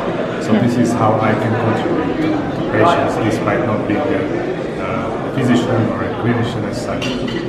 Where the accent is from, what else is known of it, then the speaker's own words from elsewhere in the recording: Slovakia; I'm from Slovakia, and I work at the university in Timaru.